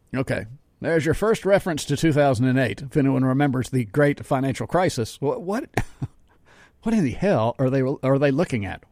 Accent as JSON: {"language": "English", "town": "Jackson", "region": "Mississippi", "country": "United States", "tie": "born or raised there", "said": "I live in Jackson. I grew up in Jackson."}